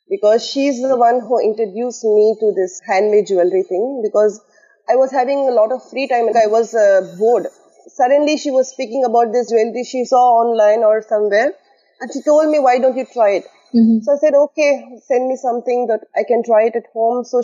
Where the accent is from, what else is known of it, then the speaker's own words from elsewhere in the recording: Tamil Nadu, India; moved away as an adult; now in Ras Al Khaimah, United Arab Emirates; I am basically from Tamil Nadu, India and I've been here at Ras Al Khaimah, UAE, beautiful Ras Al Khaimah, for the past uh, 10 years.